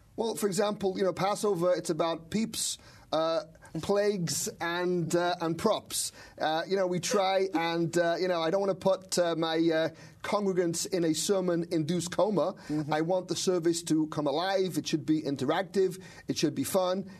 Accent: Manchester, North West England, United Kingdom; moved away as an adult; also born or lived in Israel; I'm from Manchester, England, and uh, uh, growing up in Manchester

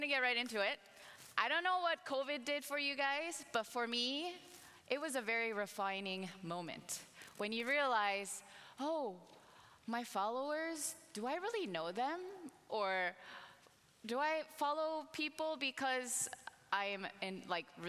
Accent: Minnesota, United States; moved away; my family and I, we moved to Minnesota, and I'm actually from Minnesota.

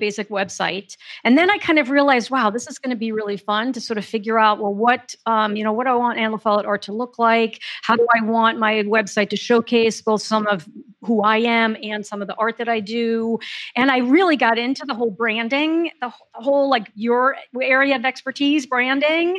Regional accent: Paris, Île-de-France, France; I grew up in Paris

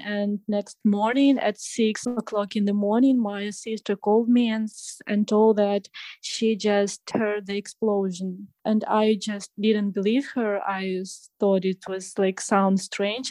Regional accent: Ukraine; English is a second language; moved away as an adult; also born or lived in Kyiv outskirts; now in Poland; from Ukraine.

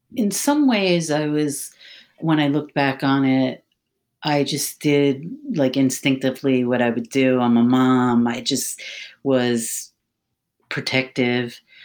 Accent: Philadelphia, Pennsylvania, United States; moved away as an adult; also born or lived in Maryland; now in Washington, D.C. area, United States; I, I, was born and raised in Philadelphia

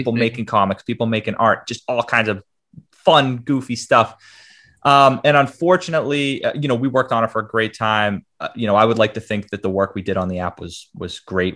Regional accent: Boston, Massachusetts, United States; I'm from Boston, Mass, born and raised

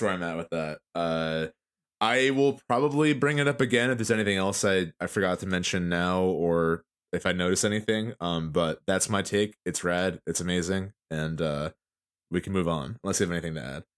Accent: New Jersey, United States; we're from Jersey

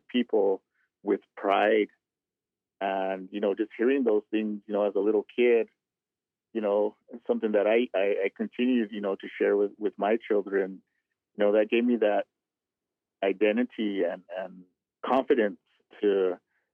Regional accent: Cochiti Pueblo, New Mexico, United States; I'm from Cochiti Pueblo, here in New Mexico, right in between northern and southern. Grew up there

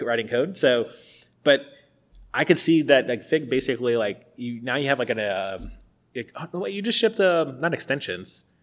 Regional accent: Tampa, Florida, United States; moved away; I'm from Tampa, it's the University of South Florida

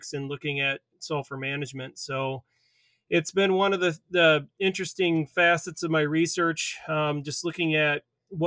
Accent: Waverly, Iowa, United States; moved away as an adult; now in Minnesota, United States; I'm actually from Iowa, from the Waverly area. So I grew up on a farm there

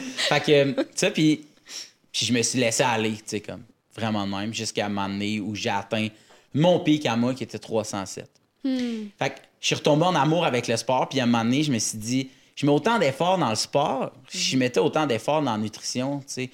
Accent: Laval, Quebec, Canada; on vient de Laval, c'est à côté

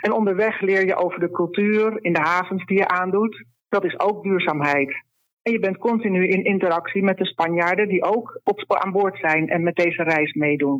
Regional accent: Netherlands; now in Andalusia, Spain; ik heb als kind in Nederland eigenlijk altijd gezeild

